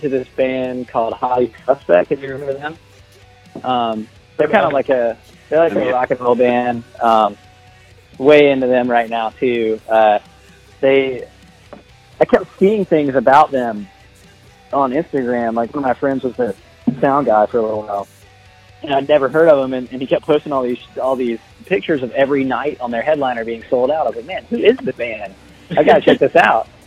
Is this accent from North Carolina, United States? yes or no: yes; North Carolina, United States; moved away as an adult; also born or lived in Raleigh, North Carolina; now in Louisiana, United States; I'm from North Carolina, but I live in Louisiana now.